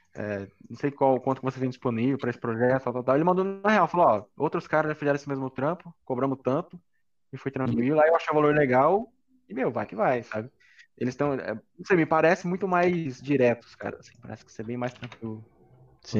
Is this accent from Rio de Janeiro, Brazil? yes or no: no; Campinas, São Paulo, Brazil; moved away as an adult; now in São Paulo, Brazil; eu não sou de São Paulo, né? Eu era de, de Campinas.